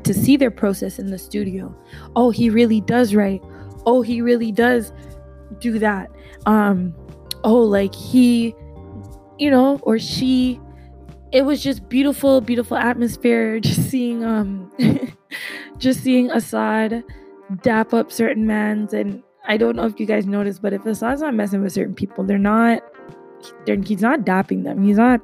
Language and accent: English; Jamaica; my home country in Jamaica